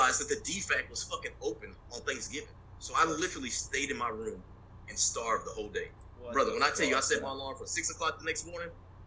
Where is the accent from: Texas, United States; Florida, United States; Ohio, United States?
Texas, United States; West; moved away as an adult; I'm from West Texas